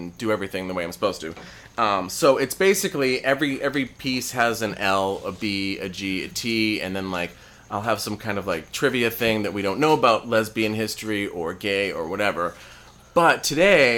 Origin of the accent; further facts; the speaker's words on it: Massachusetts, United States; now in California, United States; I'm from the East Coast, Massachusetts